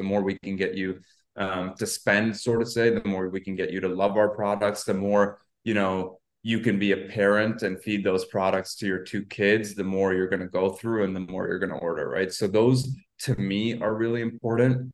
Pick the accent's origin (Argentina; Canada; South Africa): Canada; I'm Canadian